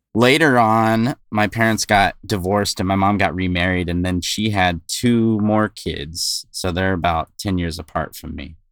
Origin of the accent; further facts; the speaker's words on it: West Covina, California, United States; I grew up in West Covina, California